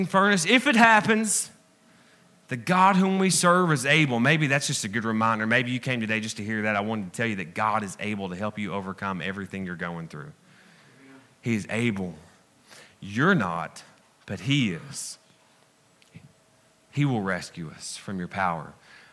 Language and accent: English; the South, United States; I'm from the South, man, okay? I have some education, but I'm still country